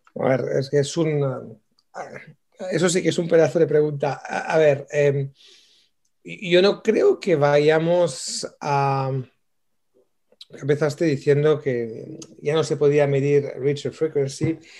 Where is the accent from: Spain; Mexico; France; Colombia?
France; moved away; yo soy francés aparte, pero somos franceses originalmente